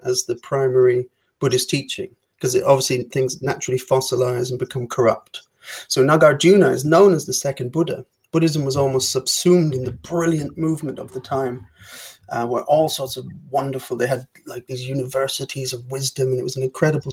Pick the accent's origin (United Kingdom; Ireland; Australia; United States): Ireland; I have to prepare as an Irish person